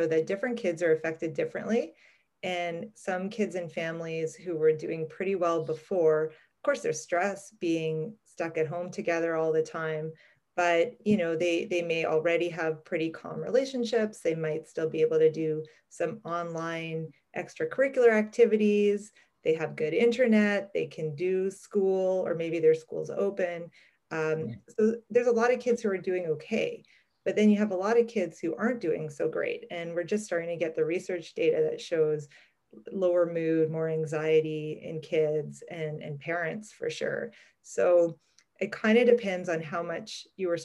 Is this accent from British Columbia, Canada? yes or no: no; Montreal, Quebec, Canada; I was actually born and raised in Montreal